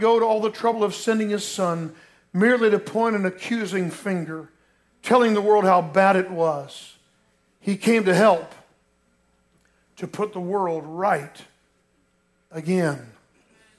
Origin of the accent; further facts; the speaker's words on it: Lake Mary, Florida, United States; growing up in Lake Mary, Florida, down near Orlando